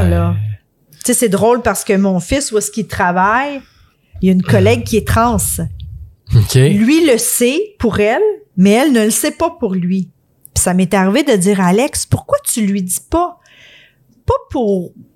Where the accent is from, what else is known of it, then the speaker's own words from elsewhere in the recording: Quebec, Canada; on est québécois